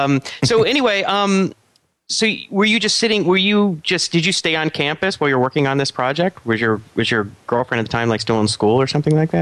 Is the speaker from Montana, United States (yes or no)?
no; Atlanta, Georgia, United States; I'm from Atlanta too.